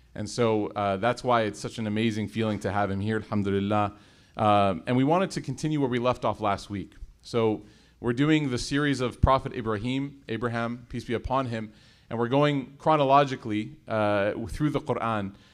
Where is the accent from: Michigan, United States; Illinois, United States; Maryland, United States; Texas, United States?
Illinois, United States; Chicago; I was born and raised in Chicago